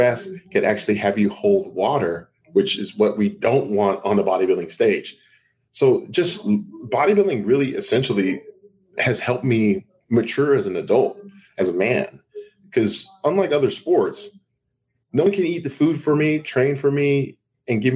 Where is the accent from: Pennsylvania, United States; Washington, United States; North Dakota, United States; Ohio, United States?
Washington, United States; Seattle; moved away; also born or lived in Denver; I grew up in Seattle, Washington